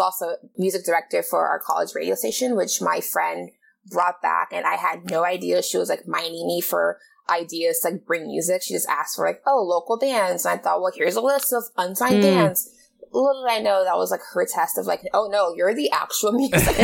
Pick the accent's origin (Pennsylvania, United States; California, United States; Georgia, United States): California, United States; Los Angeles; also born or lived in Portland; I am a photographer born and raised in Los Angeles, the San Fernando Valley, Silmar.